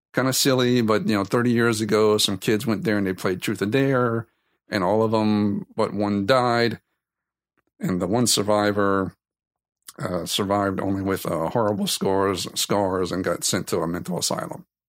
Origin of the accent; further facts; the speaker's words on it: South Louisiana, United States; I'm from South Louisiana